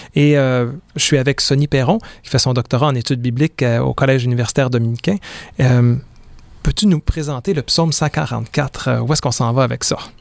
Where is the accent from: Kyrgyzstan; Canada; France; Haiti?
Canada; Quebec; je suis né au Québec en mille neuf cent soixante-dix-huit